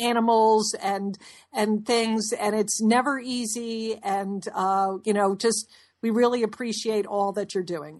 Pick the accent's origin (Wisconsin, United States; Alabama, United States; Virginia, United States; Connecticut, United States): Connecticut, United States; We grew up in Connecticut in an old house